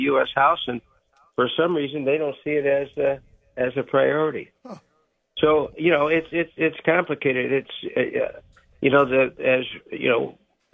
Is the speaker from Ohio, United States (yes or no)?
yes; Ohio, United States; as a young boy growing up in Ohio